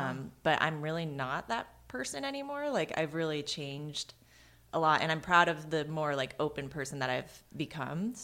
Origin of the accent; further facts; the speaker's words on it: Maryland, United States; I'm from Maryland